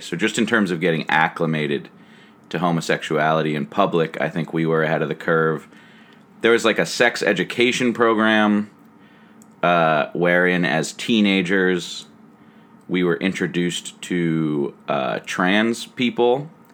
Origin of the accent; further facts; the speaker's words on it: United States; As an American who considers Christmas a major holiday